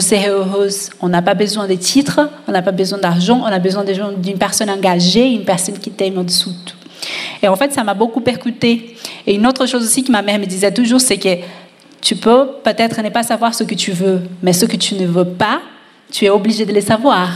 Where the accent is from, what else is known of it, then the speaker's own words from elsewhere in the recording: Brazil; je suis d'origine latina, euh, je suis brésilienne